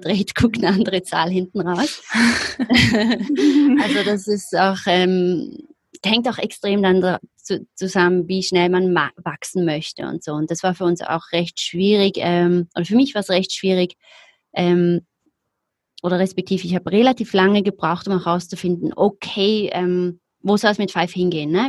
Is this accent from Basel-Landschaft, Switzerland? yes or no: no; Zurich, Switzerland; ich komme aus Zürich, aus der Schweiz, wie man wahrscheinlich hört, ähm, lebe auch immer noch